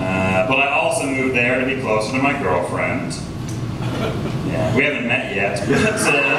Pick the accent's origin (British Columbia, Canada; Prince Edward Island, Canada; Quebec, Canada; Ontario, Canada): British Columbia, Canada; Vancouver; moved away as an adult; now in Toronto, Canada; I'm from Vancouver.